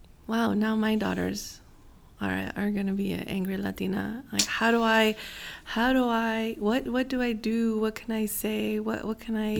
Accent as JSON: {"language": "English", "region": "California", "country": "United States", "said": "we're still Californian."}